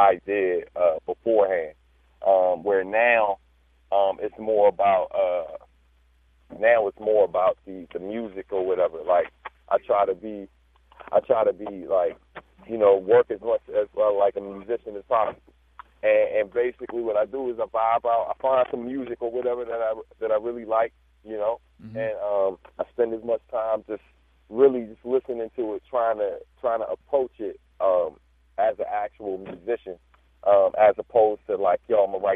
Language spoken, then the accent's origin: English; Prince George's County, Maryland, United States; now in Baltimore, United States; growing up in Maryland, in PG County, to be specific